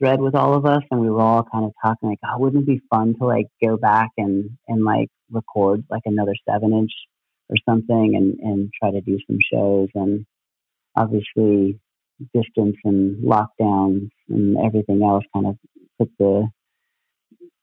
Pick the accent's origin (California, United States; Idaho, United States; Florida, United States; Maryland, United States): California, United States; San Diego; moved away as an adult; now in Seattle, United States; I'm born and raised in San Diego